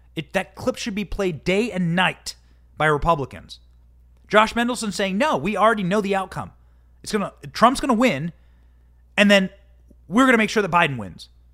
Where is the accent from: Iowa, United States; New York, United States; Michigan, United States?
Iowa, United States; my hometown in Iowa